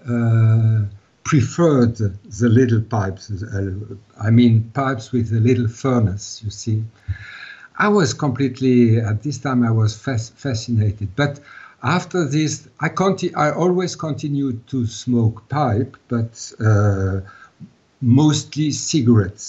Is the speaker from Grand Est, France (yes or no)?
yes; Strasbourg, Grand Est, France; first language Alsatian German dialect; English is a second language; I was born in Strasbourg. Strasbourg is at the border of the German border, and I was born here, And I always lived here.